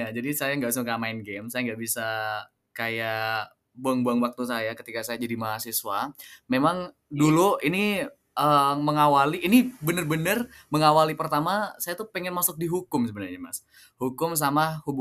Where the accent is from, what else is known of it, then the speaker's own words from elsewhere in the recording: Prenduan, East Java, Indonesia; Saya kebetulan lahir di Semenep ya, Semenep 18 Juni tahun 2000. Jadi 23 tahun lalu, saya okay. Hmm. SD-nya di saya kebetulan orang Perinduan, Mas.